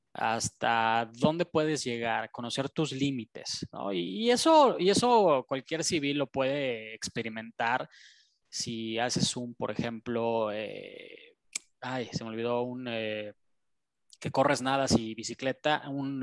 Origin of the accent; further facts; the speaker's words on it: Mexico; es nuestra tierra, ¿no? O sea, es donde nacimos